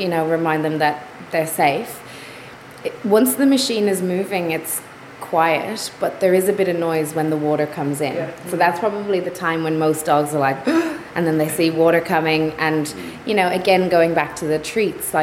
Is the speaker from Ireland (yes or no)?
yes; Ireland; now in Melbourne, Australia; Being Irish